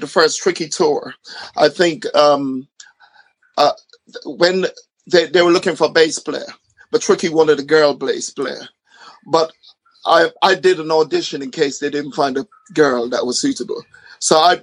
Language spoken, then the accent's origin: English; Ghana; now in United Kingdom; I grew up in Ghana